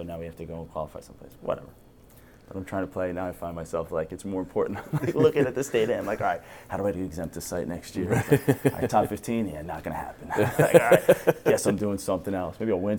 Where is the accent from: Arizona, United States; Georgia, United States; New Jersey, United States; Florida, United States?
New Jersey, United States; growing up in South Jersey